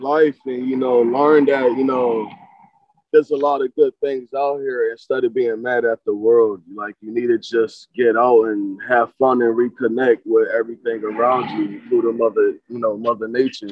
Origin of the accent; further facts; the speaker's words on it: New Haven, Connecticut, United States; also born or lived in Florida; now in New Haven, United States; this this is my hometown. It's now you can tell me about New Haven. Like I grew up here. I love New Haven.